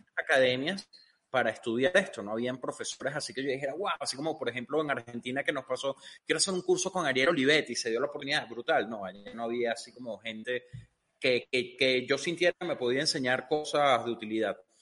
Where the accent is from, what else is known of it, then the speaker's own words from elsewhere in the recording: Venezuela; Yo soy de Venezuela y Venezuela es un país que desde que estoy pequeño ha estado jodido